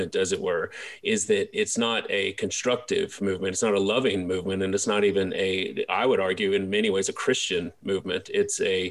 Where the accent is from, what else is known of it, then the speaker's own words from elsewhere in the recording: Baton Rouge, Louisiana, United States; I grew up in Baton Rouge